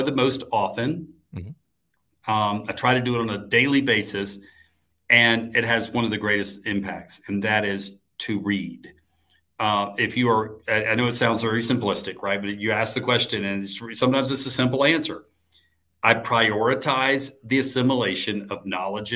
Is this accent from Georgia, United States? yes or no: yes; Atlanta, Georgia, United States; my hometown of Atlanta